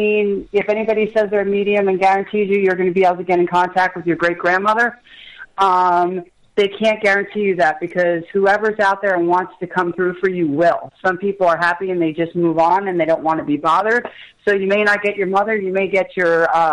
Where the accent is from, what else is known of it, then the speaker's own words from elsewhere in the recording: Colts Neck, New Jersey, United States; I grew up in Colts Neck